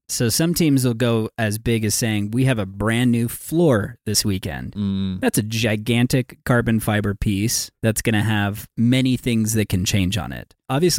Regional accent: United States; the cringy elements of being an American.

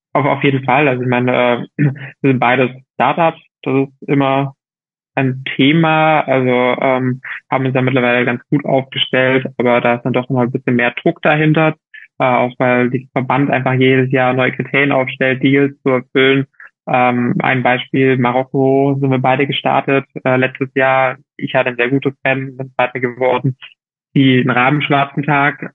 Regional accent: Germany; moved away as an adult; now in Girona, Spain; für mich als Deutscher

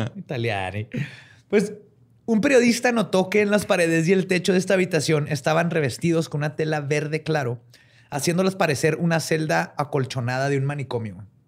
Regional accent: northern Mexico, Mexico; accent: norteño; como norteño, güey. Siempre nos dicen que hablamos bien fuerte

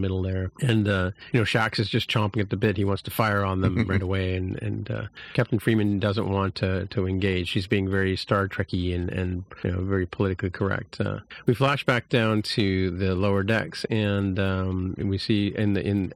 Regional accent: Canada; speaking as a Canadian

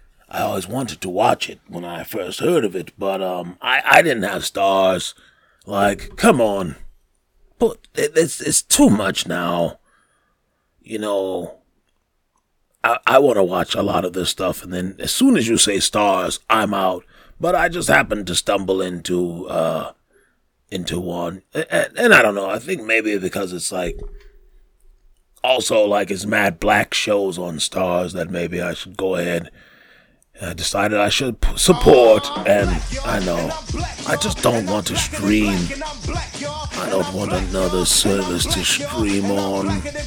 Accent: New York, United States; I'm a Knicks fan. I'm from New York.

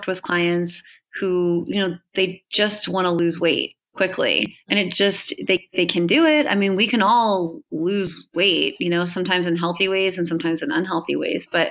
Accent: Hershey, Pennsylvania, United States; I'm originally from Hershey, Pennsylvania

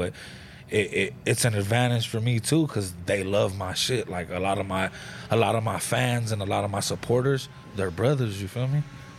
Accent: Gardena, California, United States; I grew up in Gardena, man. It's a little city in the harbor area, you feel me? Not that big

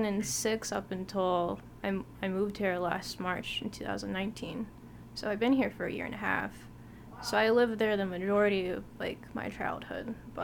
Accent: Watertown, New York, United States; born there; I was born in New York.

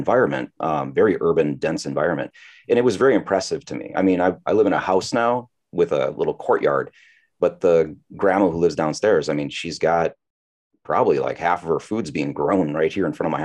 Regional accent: Midwest, United States; moved away as an adult; also born or lived in Chicago / Busan; now in South Korea; we're all like from the Midwest

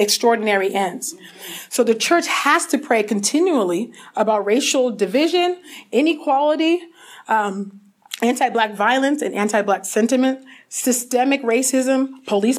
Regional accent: California, United States; my home state of California

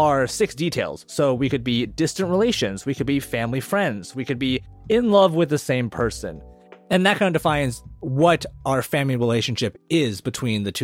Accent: South Dakota, United States; we grew up in South Dakota

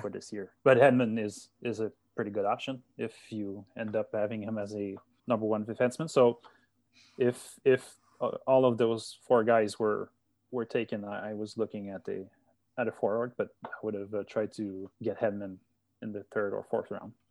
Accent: Gatineau, Quebec, Canada; I'm from Gatineau, as you said. It's, uh, it's about ten minutes, I live about ten minutes from, uh, from downtown Ottawa

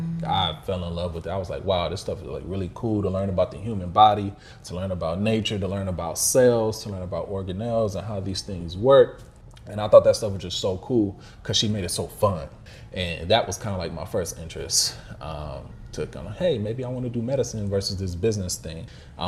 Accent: Midwest, United States; And growing up in the Midwest, where, you know, blacks are not the majority like it is in some places in the South

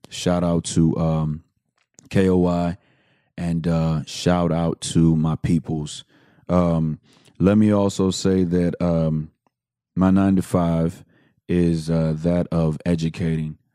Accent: Houston, Texas, United States; I am from the Southwest side of Houston, Texas

